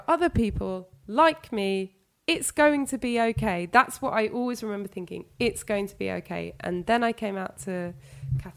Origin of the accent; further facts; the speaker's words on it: London, United Kingdom; I'm 0207, I'm from London